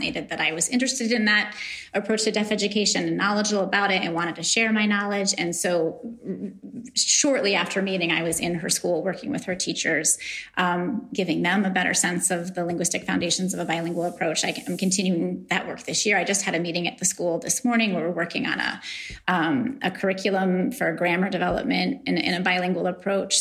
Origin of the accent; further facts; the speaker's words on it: New York, United States; I'm from New York